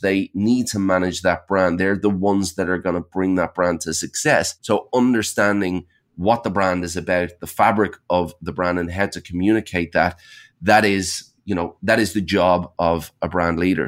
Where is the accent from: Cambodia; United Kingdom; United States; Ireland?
Ireland; now in Sydney, Australia; I'm, I'm based in Sydney, Australia. I'm actually originally from Ireland, but I've been here about twenty years.